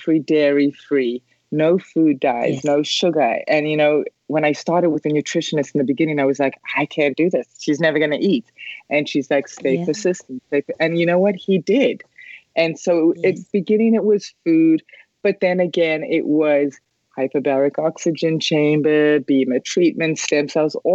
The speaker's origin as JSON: {"language": "English", "country": "South Africa", "tie": "born or raised there", "moved": "yes", "said": "I grew up in South Africa"}